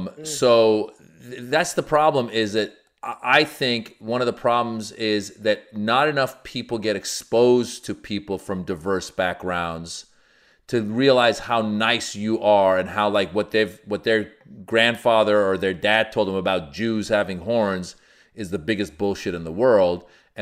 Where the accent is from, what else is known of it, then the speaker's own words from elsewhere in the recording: California, United States; like it reminds me of I grew up in Marin County, which was predominantly white.